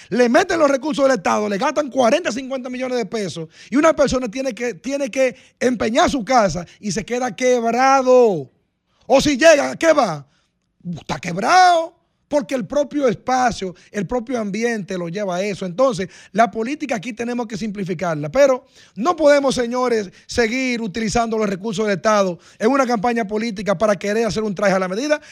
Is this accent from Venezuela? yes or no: no; Dominican Republic; usted como dominicano y yo como dominicano